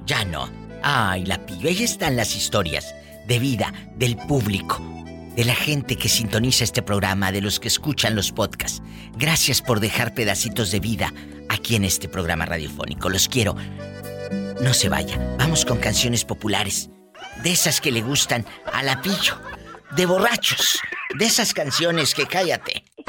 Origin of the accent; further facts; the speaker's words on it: Mexico; como decimos los mexicanos